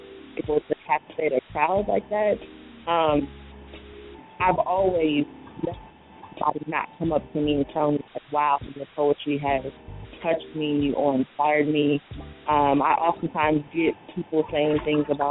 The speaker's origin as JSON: {"language": "English", "town": "Columbus", "region": "Ohio", "country": "United States", "tie": "born or raised there", "said": "I was born and raised in Columbus, Ohio"}